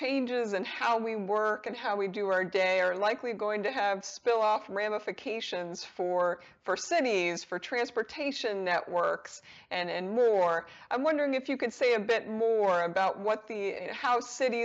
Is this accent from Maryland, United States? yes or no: no; Harrisburg, Pennsylvania, United States; My hometown of Harrisburg, Pennsylvania